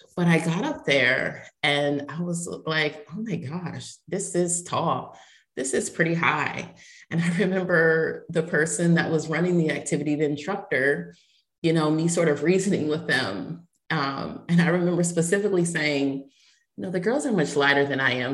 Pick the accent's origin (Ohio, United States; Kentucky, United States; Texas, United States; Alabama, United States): Ohio, United States; now in Tampa, United States; I was born in Ohio